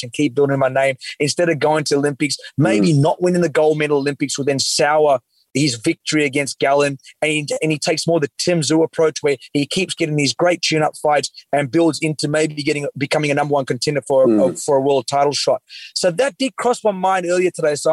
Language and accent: English; Australia; as an Australian